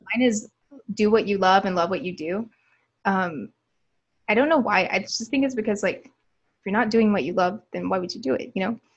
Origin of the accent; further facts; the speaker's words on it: Alabama, United States; moved away as an adult; also born or lived in New York City; growing up in Alabama